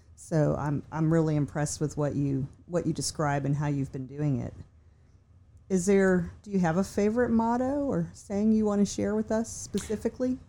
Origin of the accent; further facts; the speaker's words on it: Virginia, United States; I'm from Virginia